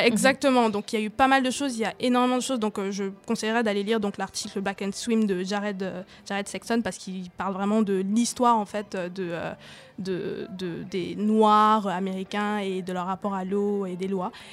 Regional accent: Cameroon; moved away; j'ai grandi au Cameroun

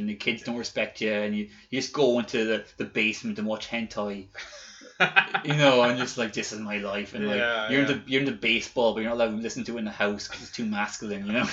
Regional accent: Ireland; I'm Irish

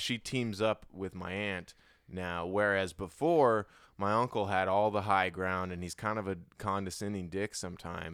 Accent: Hawaii, United States; I'm from Hawaii

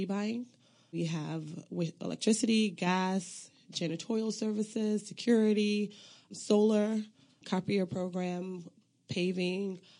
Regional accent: Long Island, New York, United States; moved away as an adult; also born or lived in Accra, Ghana / Elmira, New York; now in Washington, D.C., United States; I grew up in Long Island, New York. My parents migrated from Sierra Leone and Liberia in the 70s

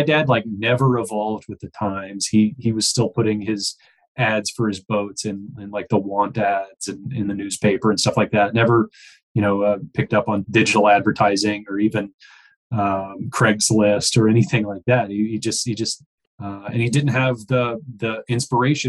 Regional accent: Texas, United States; I grew up in Texas

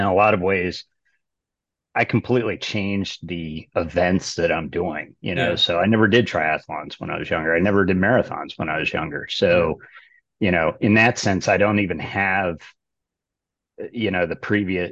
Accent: Chesapeake Bay area, United States; I grew up sailboat racing in the Chesapeake Bay area

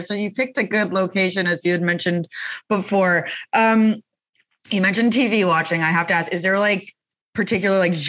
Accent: Canada; as a Canadian, as I am as well

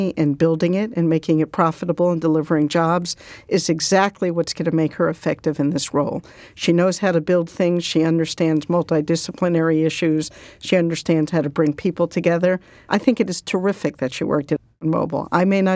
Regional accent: Massachusetts, United States; Massachusetts, my hometown, or at least my hometown

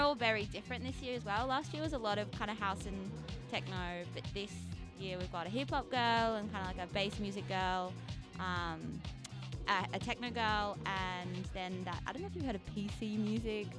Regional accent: Canberra, Australian Capital Territory, Australia; now in Sydney, Australia; I grew up in Canberra

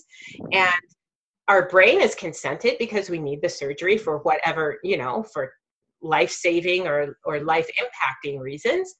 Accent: United States; as a white person growing up in the United States

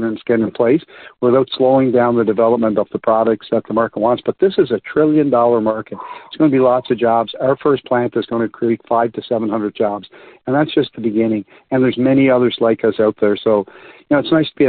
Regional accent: Canada; I'm Canadian.

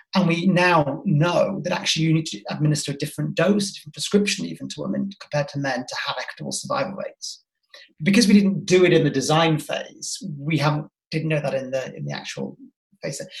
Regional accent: Yorkshire and the Humber, United Kingdom; where are you from? And I said, Yorkshire.

